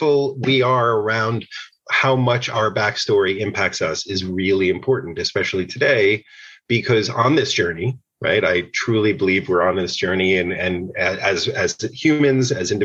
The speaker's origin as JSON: {"language": "English", "region": "outside of New York City", "country": "United States", "tie": "born or raised there", "said": "I grew up outside of New York City."}